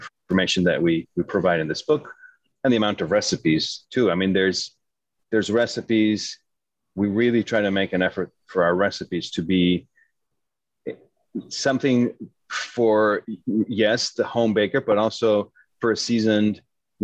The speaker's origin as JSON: {"language": "English", "region": "Mexico City", "country": "Mexico", "also_born_or_lived": "New York City, United States / California, United States / Hyde Park, New York, United States / France", "moved": "as an adult", "said": "I'm from Mexico City, so I studied for a few years in Mexico City."}